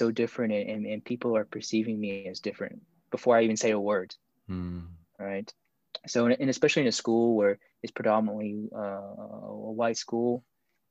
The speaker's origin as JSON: {"language": "English", "town": "Pelham", "region": "Alabama", "country": "United States", "tie": "born or raised there", "also_born_or_lived": "Busan, South Korea", "said": "I grew up in Alabama, and I guess a relatively small town. It's called Pelham. It's just south of Birmingham"}